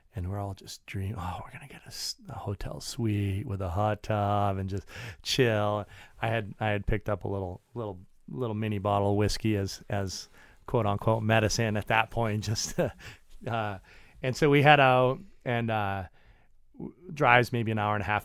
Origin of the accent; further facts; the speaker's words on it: Maine, United States; moved away; I grew up in Maine.